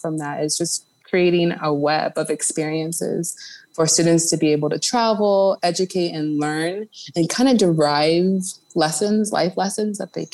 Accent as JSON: {"language": "English", "town": "Lawrence", "region": "Kansas", "country": "United States", "tie": "born or raised there", "moved": "as an adult", "lives_now": "Atlanta, United States", "said": "My parents, again, are from Ghana, West Africa, and just growing up in Kansas"}